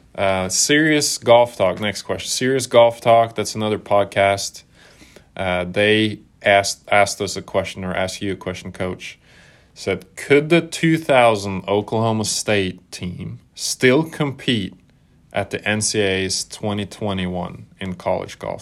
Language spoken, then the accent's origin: English; Norway; growing up in Norway